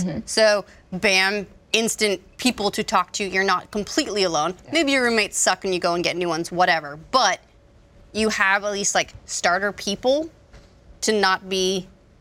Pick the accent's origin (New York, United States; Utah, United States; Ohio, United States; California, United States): Utah, United States; Utah. Yeah, I mean, I grew up in like a farming